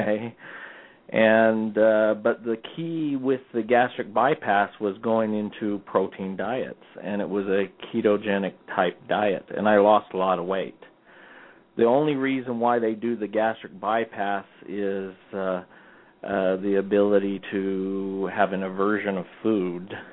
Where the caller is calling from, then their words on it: Orem, Utah, United States; I'm calling from uh, Orem, Utah